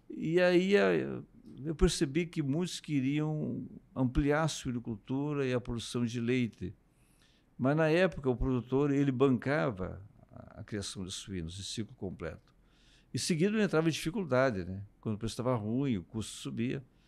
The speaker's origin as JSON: {"language": "Portuguese", "town": "Canguçu", "region": "Rio Grande do Sul", "country": "Brazil", "tie": "born or raised there", "also_born_or_lived": "Paraná", "moved": "as an adult", "said": "sou natural da região da Campanha, de Canguçu, interior"}